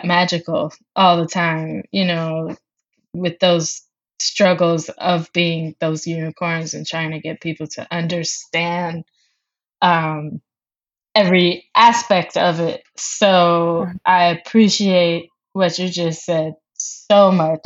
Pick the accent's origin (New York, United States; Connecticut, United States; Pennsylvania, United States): New York, United States; I grew up here in New York.